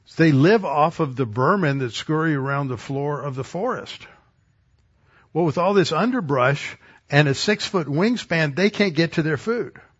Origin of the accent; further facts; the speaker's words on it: Texas, United States; as a Texan